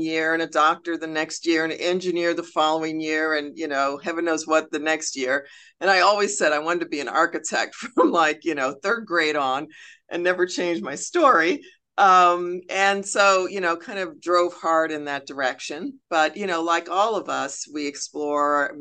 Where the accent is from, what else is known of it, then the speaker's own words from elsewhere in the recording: Chicago, Illinois, United States; I'm from Chicago